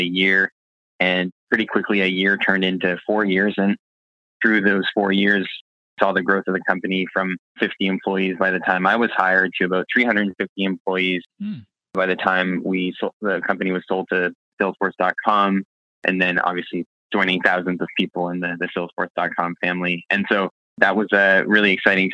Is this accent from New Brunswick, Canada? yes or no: yes; Fredericton, New Brunswick, Canada; I'm from Fredericton, New Brunswick originally. It's also where our company is headquartered. So I was born and raised here